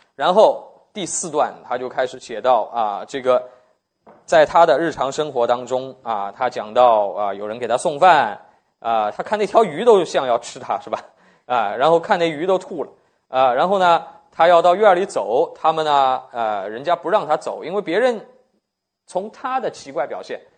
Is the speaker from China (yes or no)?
yes; China; 我们中国人怎么醒过来的